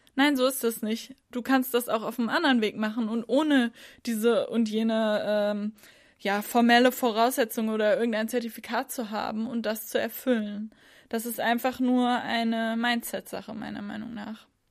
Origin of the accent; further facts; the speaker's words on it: Northern Germany, Germany; Ich komme aus Norddeutschland